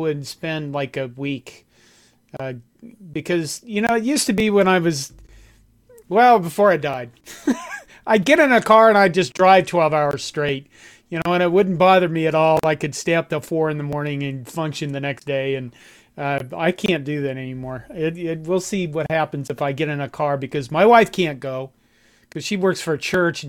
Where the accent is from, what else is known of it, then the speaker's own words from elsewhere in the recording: Curtis, Nebraska, United States; moved away; my hometown of Curtis, Nebraska